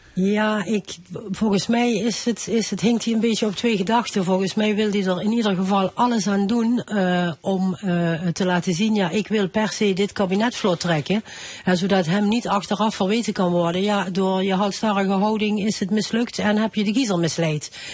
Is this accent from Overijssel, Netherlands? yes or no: no; Thorn, Limburg, Netherlands; accent: Limburgish dialect; ik spreek ook dialect. Ik kom uit Toer